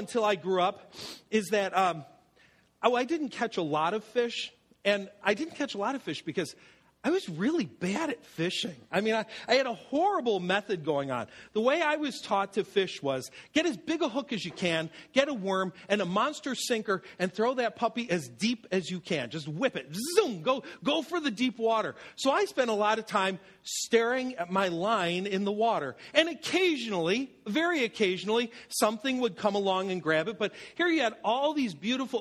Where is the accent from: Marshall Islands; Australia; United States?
United States; Buffalo, New York; moved away; my rugged buffalo childhood